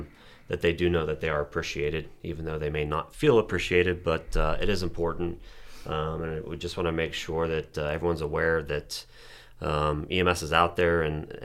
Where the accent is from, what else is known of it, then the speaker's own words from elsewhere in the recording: Reynoldsville, Pennsylvania, United States; many, many years ago, but I grew up in Reynoldsville. I ran with the Reynoldsville Ambulance when I was in high school.